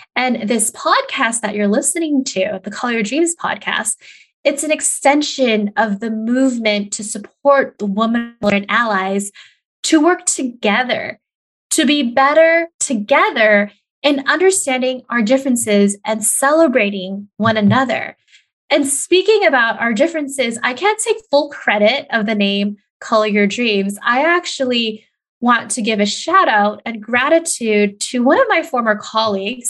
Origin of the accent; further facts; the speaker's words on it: California, United States; moved away as an adult; also born or lived in Des Moines, Iowa / Indiana / Montana / New Mexico; I am born and raised in California